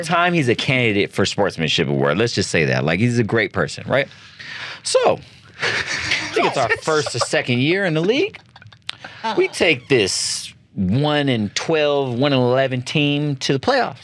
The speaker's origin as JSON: {"language": "English", "country": "United States", "moved": "as an adult", "lives_now": "Philippines", "said": "we're all Filipino Americans"}